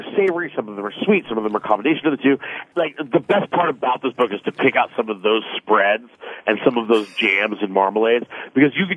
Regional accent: Los Angeles, California, United States; I'm from Los Angeles

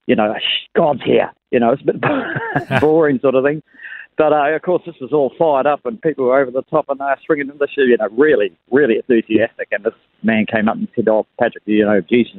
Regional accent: Levin, Manawatū-Whanganui, New Zealand; moved away as an adult; now in Australia; I was born in Levin, New Zealand, and we emigrated to Australia when I was about 30 years old for a new life. And but I was born and raised in Levin

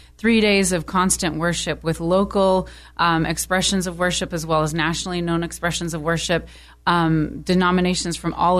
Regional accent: United States; also born or lived in United Kingdom; now in California, United States; Well, I don't have an accent because I'm American. I lived in the UK for 8 years.

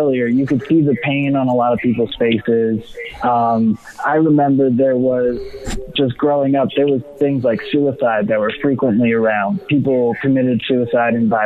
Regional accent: Atlantic City, New Jersey, United States; I grew up in Atlantic City, New Jersey

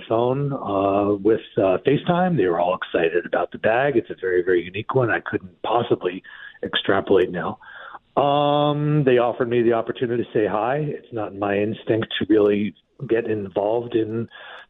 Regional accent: New York City, New York, United States; as a New Yorker, someone who's born and raised in Bayside

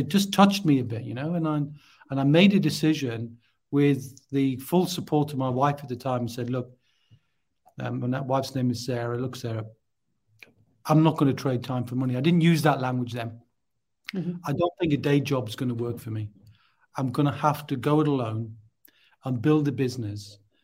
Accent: North East England, United Kingdom; accent: Geordie; So originally I'm from the Northeast. I'm a Geordie. Now, I'm not speaking Geordie now, but you, the tones are in there somewhere.

